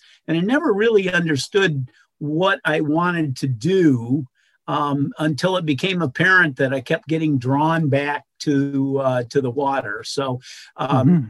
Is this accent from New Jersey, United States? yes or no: no; Finger Lakes, Western New York, United States; I grew up in Western New York in an area called the Finger Lakes